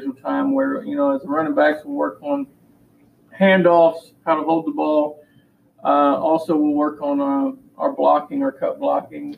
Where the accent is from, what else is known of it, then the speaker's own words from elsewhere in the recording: Houston, Texas, United States; I played here and graduated in 2002